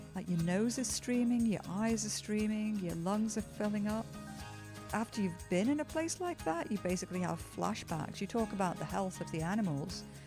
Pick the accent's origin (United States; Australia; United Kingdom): United Kingdom; Liverpool, North West England; moved away as an adult; now in Toronto, Canada; I was born in Liverpool, England